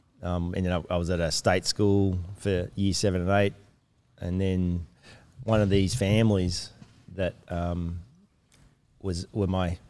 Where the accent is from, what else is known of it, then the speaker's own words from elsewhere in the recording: Melbourne, Victoria, Australia; moved away; my grandparents went to church, my parents went to church, and I grew up in the church then in Melbourne, Doncaster